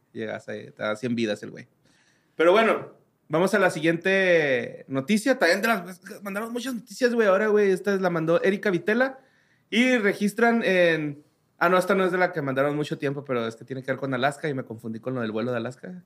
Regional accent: Mexico; como mexicanos

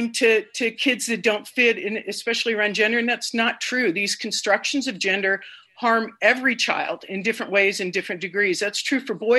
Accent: Bay Area, California, United States; I grew up in California. I grew up in the Bay Area

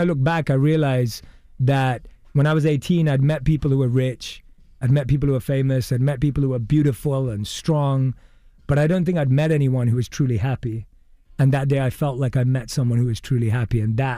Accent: London, United Kingdom; born or raised there

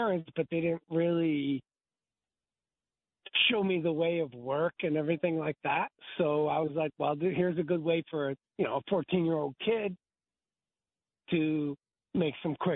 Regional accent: Norwich, Connecticut, United States; now in North Carolina, United States; I was down in Norwich, Connecticut, my hometown

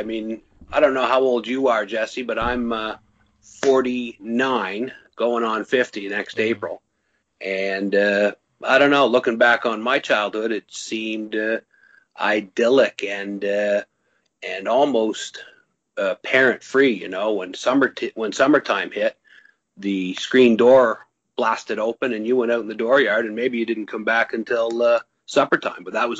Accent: Fredericton, New Brunswick, Canada; I grew up in New Brunswick, but in our capital city called Fredericton.

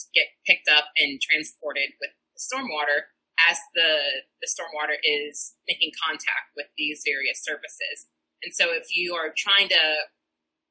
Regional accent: St. Louis, Missouri, United States; moved away as an adult; also born or lived in California; now in Seattle, United States; I am from St. Louis, Missouri, and did my PhD there

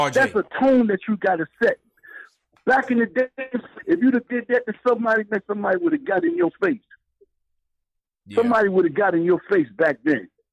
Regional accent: New York, United States; now in North Carolina, United States; I'm from New York. I'm down in North Carolina

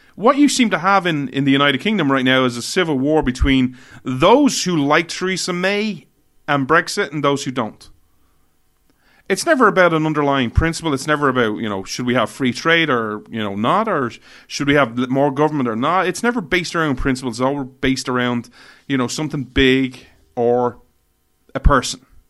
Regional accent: Ireland; I begrudgingly say I'm Irish, but technically I'm European

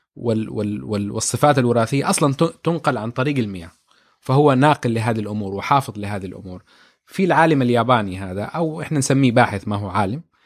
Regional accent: Jeddah, Makkah Province, Saudi Arabia; احنا في جده

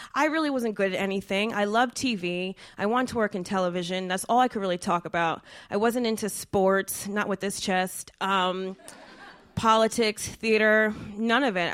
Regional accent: New Jersey, United States; I'm from Jersey

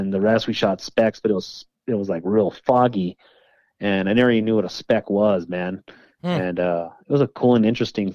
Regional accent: New Mexico, United States; I've been born and raised here

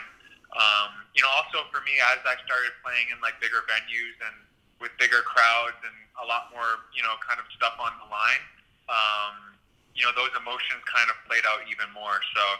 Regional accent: Toronto, Ontario, Canada; also born or lived in Mississauga, Ontario; growing up in Toronto

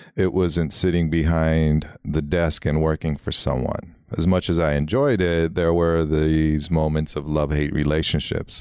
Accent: Los Angeles, California, United States; first language Armenian; English is a second language; growing up in L A, you know, in Hollywood

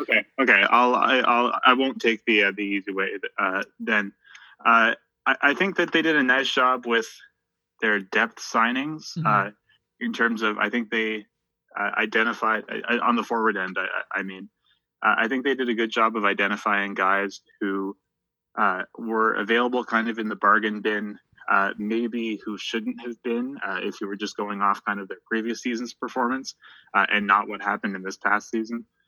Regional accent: Halifax, Nova Scotia, Canada; home right now uh, in uh, Halifax, Nova Scotia, which is my hometown

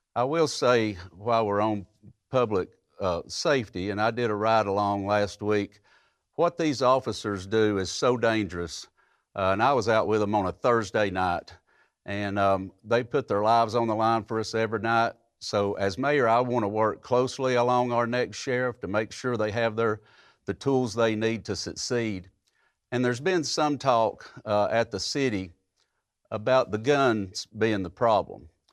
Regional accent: Hamilton County, Tennessee, United States; I grew up in Hamilton County. I've lived here my entire life.

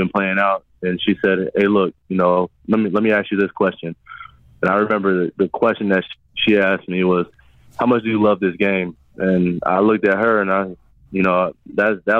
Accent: New Smyrna Beach, Florida, United States; I grew up in New Smyrna Beach, Florida

